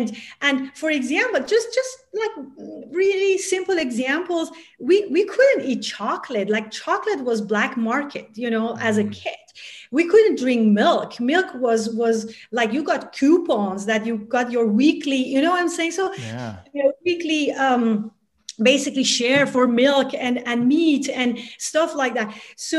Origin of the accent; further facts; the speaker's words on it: Tehran, Tehran Province, Iran; So I was born and raised in Tehran, in the country of Iran.